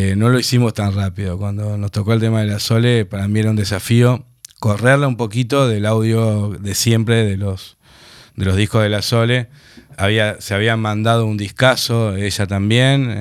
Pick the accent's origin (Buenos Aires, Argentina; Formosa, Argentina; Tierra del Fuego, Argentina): Buenos Aires, Argentina; also born or lived in Tucumán; Pero nos criamos acá